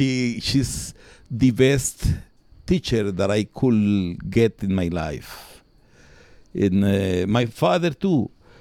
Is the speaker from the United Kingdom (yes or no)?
no; Palencia, Castile and León, Spain; English is a second language; Yes. I born in 1964. I born from very, very poor people. My mom doesn't read, doesn't write. My father was a natural agriculture. He works in a farm here.